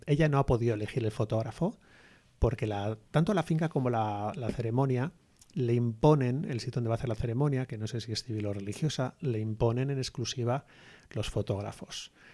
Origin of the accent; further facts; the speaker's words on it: Basque Country, Spain; nosotros somos del País Vasco